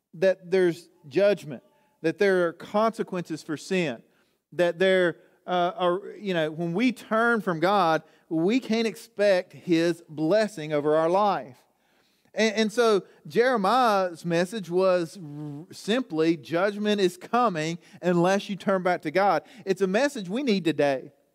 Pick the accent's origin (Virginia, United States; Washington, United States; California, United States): Virginia, United States; Southwest; I'm from Southwest Virginia